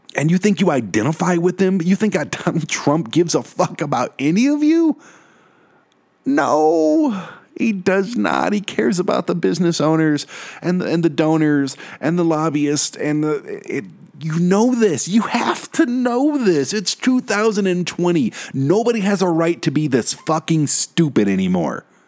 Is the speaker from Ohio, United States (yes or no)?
no; Detroit, Michigan, United States; now in Colorado, United States; I'm from Detroit